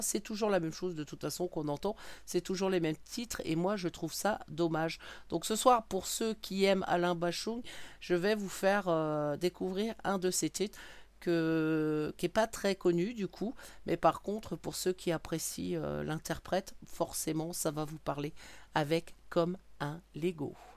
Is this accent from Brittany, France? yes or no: yes; Brittany, France; je suis bretonne